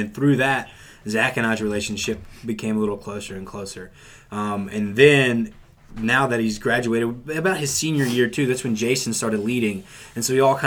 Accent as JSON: {"language": "English", "area": "Greenbrier County", "region": "West Virginia", "country": "United States", "said": "we're from Greenbrier County, West Virginia"}